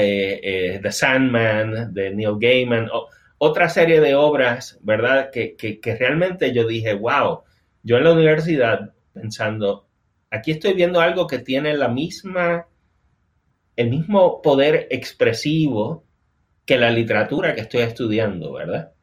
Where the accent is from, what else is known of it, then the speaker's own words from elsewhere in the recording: Puerto Rico; moved away as an adult; now in North Carolina, United States; está basado en las vivencias de yo criarme en Puerto Rico y, y vivir toda mi vida adulta en Puerto Rico. O sea, yo me mudé aquí a Carolina del Norte hace casi dos años.